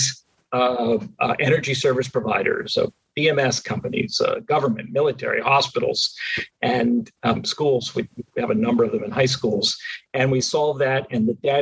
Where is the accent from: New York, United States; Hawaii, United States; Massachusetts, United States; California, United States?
Massachusetts, United States; outside of Boston; moved away; I grew up outside of Boston